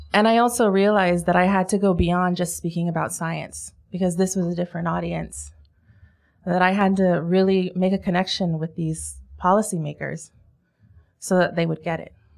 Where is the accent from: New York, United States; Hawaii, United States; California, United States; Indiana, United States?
Hawaii, United States; Growing up in Hawaii